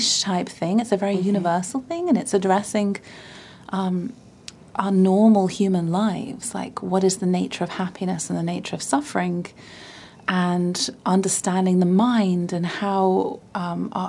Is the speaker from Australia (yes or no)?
no; Bath, South West England, United Kingdom; my hometown in Bath in the south of England